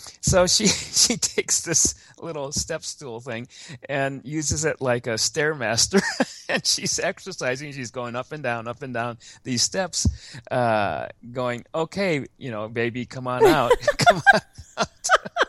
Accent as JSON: {"language": "English", "country": "Japan", "tie": "born there", "said": "I was born in Japan, but I was born on an American military base there because my father was in the army during the Korean War"}